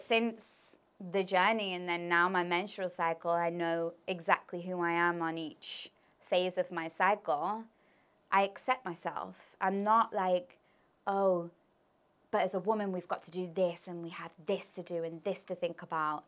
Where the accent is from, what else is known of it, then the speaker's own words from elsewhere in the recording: Leicester, East Midlands, United Kingdom; also born or lived in Birmingham; I moved from Birmingham to Leicester.